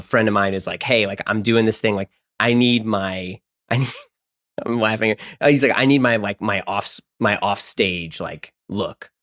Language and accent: English; St. Louis, Missouri, United States; I grew up in Saint Louis